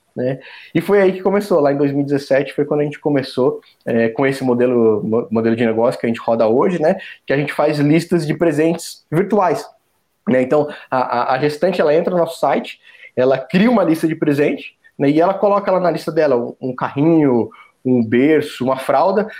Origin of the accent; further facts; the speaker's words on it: Joinville, Santa Catarina, Brazil; moved away as an adult; also born or lived in São Paulo / Florianópolis / South Africa; now in São José dos Campos, Brazil; eu nasci em São Paulo, né? Sou, sou natural de São Paulo, da capital. Mas logo que eu nasci, meus pais já. Acho que eles já até já moravam em Joinville, em Santa Catarina, que foi onde eu cresci